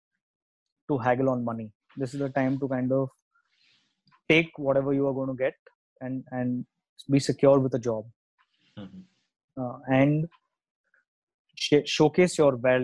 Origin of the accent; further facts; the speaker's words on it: India; Out here, as the Indian society